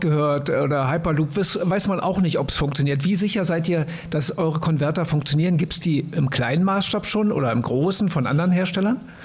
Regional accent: Germany

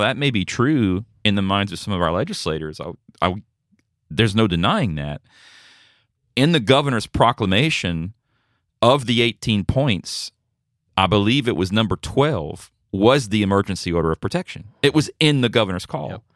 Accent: United States; as an American

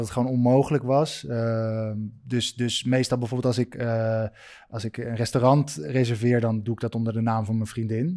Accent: Netherlands; moved away as an adult; also born or lived in Italy; ik ben gewoon een Nederlander

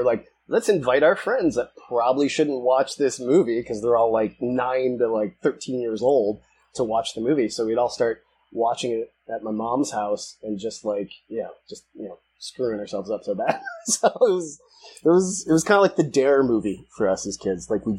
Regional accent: Detroit, Michigan, United States; We were the poor kids in Detroit

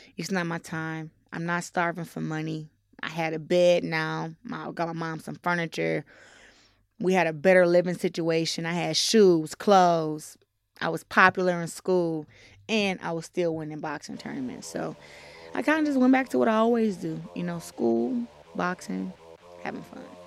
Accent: Flint, Michigan, United States; I'm from Flint, Michigan

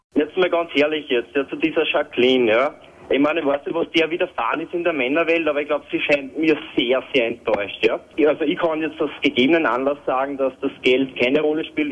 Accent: Vienna, Austria; now in Styria, Austria; ich bin aus Wien äh, eigentlich ursprünglich und ich bin aber zu ihm gezogen in die Steiermark

